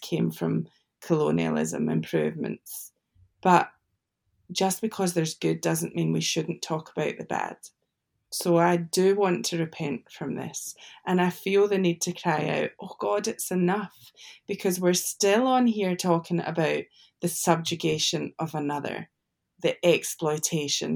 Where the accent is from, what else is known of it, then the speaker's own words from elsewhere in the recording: United Kingdom; As a Brit and working for the Freedom Challenge in the USA